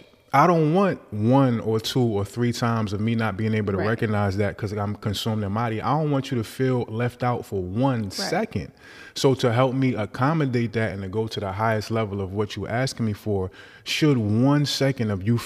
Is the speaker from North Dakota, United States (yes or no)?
no; Newark, New Jersey, United States; I'm from Newark